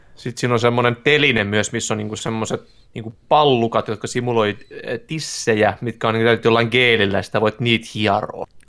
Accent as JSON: {"language": "Finnish", "town": "Turku", "region": "Southwest Finland", "country": "Finland", "moved": "yes", "lives_now": "Tampere, Finland", "said": "Mäkin asun Tampereen, mut mä olen kyllä ihan turkulainen"}